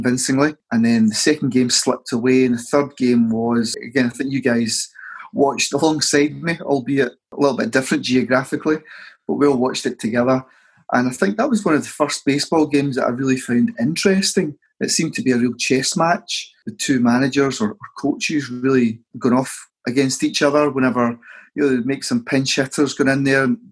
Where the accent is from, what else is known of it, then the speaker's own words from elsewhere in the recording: Scotland, United Kingdom; As Scottish football fans